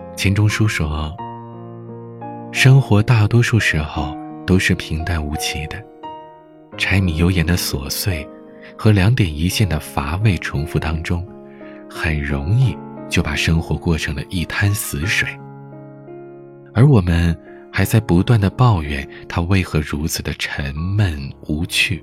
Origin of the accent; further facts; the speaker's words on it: Heilongjiang, China; 我是北方人，准确地说，是东北黑龙江人。 我生于北方，长于北方